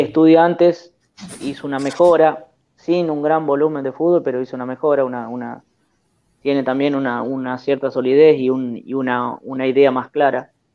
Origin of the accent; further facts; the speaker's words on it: El Trébol, Santa Fe, Argentina; de acá del Trébol, de mi, de mi pueblo, de mi ciudad